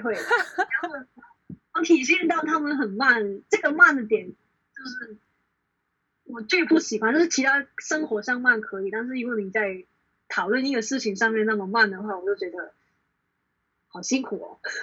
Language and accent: Chinese; Hong Kong; 基本上我从小到大都是在香港生活